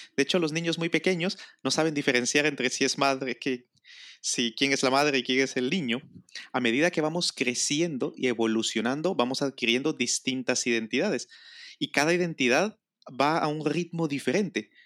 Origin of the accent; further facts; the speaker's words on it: Guatemala; now in Spain; yo nací en Guatemala que por lo tanto es mi primera nacionalidad, luego adquirí la nacionalidad española, entonces creo que soy español